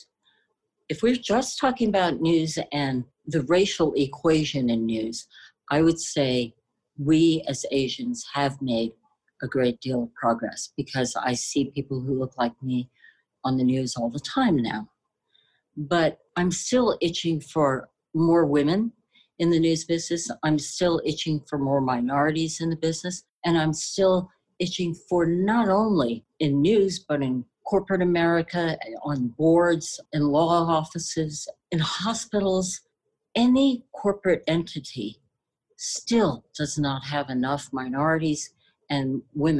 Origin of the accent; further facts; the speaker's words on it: Washington, District of Columbia, United States; I'm originally from China, but I was born in Washington, D.C